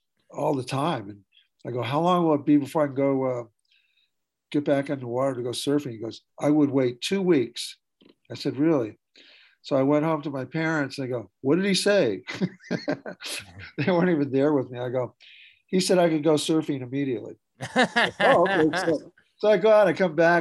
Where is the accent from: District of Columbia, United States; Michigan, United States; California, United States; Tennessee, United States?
California, United States; Ventura; also born or lived in Texas / Santa Maria, California; now in Montana, United States; I was born in Texas, but raised in California. Specific to California is Ventura, which is on the coast. I grew up there